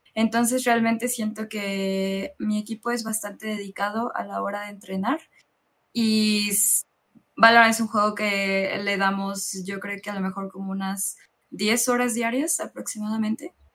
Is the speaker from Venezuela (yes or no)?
no; Mexico; yo soy la única chica del equipo que pertenece a México